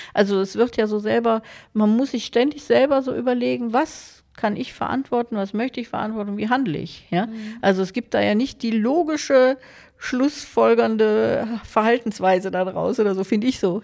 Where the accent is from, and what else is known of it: Germany